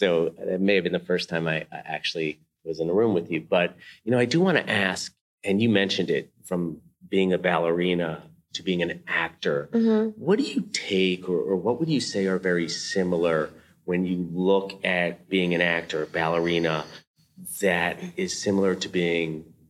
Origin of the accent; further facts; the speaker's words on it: Edgemont, New York, United States; I grew up in Edgemont.